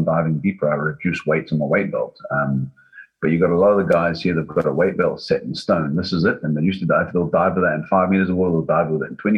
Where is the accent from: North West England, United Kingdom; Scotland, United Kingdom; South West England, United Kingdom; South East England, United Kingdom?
Scotland, United Kingdom; being Scottish